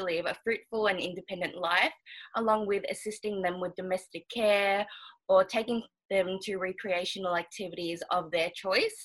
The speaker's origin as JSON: {"language": "English", "town": "Melbourne", "region": "Victoria", "country": "Australia", "tie": "born or raised there", "also_born_or_lived": "Auckland, New Zealand", "said": "I was born in Auckland, New Zealand, but I've been living in Melbourne for ever since I could remember"}